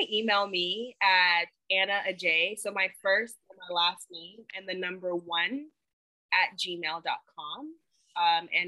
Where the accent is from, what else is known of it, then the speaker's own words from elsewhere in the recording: Tema, Greater Accra, Ghana; now in United States; I actually really want to give back to my home country. And so I'm brainstorming um, like a medical dental clinic in Ghana, uh, specifically where I'm from, the city, it's called Tema.